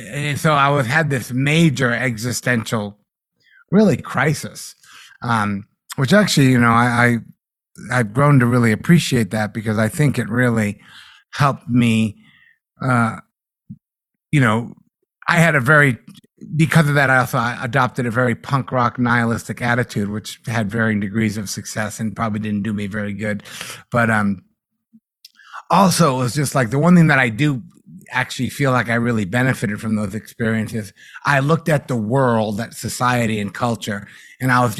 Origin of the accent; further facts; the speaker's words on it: Massachusetts, United States; growing up in Massachusetts